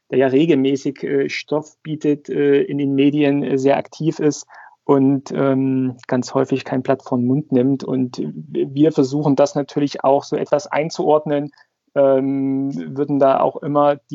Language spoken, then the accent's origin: German; Saxony, Germany; aufgewachsen in der Region, dann durch äh, Familie, durch meinen Vater zum, äh, zum Club Wismut Aue gekommen, schon als äh, Kleinkind mit fünf, mit sechs im Stadion gewesen, noch zu DDR-Oberliga-Zeiten